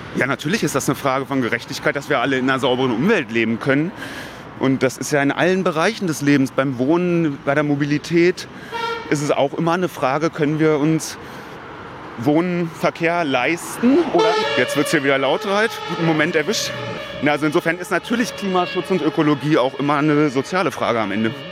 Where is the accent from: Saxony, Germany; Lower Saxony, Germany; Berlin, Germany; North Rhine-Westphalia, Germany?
Berlin, Germany; als Mariendorfer, ganz klar als Mariendorfer. Das ist sozusagen mein Heimatsortsteil. Ich bin hier aufgewachsen